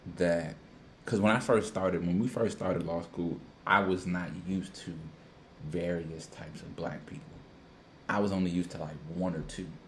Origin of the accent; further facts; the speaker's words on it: Washington, District of Columbia, United States; me being a DMV DC native.